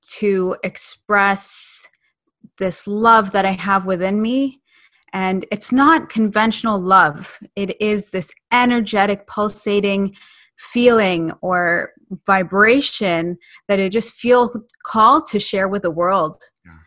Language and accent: English; Ontario, Canada; also born or lived in United Kingdom; I was born in the UK. Uh, I moved here when I was uh, nine years old. Um, I've grown up in Canada